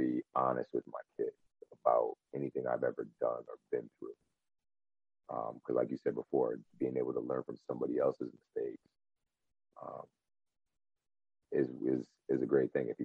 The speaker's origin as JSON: {"language": "English", "region": "Connecticut", "country": "United States", "tie": "born or raised there", "also_born_or_lived": "California", "said": "So I was born in California. I want to say I was seven years old. We moved to Connecticut"}